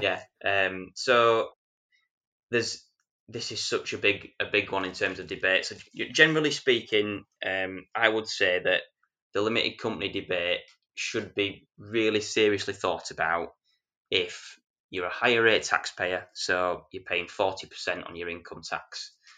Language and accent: English; Yorkshire and the Humber, United Kingdom; I'm a Yorkshireman